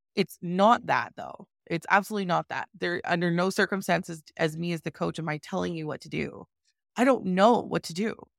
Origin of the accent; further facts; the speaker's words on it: Calgary, Alberta, Canada; I am from Calgary, Alberta, born and raised